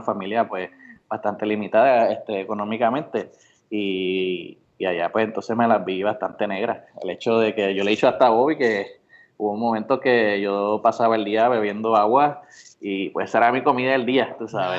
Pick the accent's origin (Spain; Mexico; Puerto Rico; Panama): Puerto Rico; Bayamón; also born or lived in Orocovis; nací en Bayamón, pero me crié en Orocovis hasta los ocho años y después volví de nuevo a mi tierra natal, Bayamón.